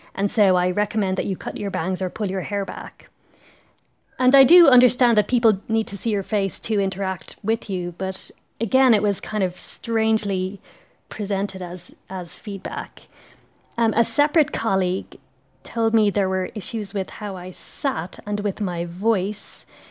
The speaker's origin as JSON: {"language": "English", "country": "Ireland", "moved": "yes", "lives_now": "Belgium"}